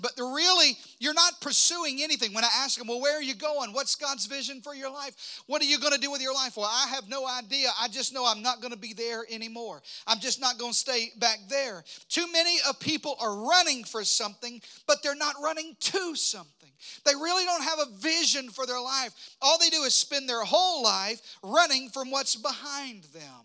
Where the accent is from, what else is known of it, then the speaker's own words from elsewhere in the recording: Arkansas, United States; moved away; I'm from Arkansas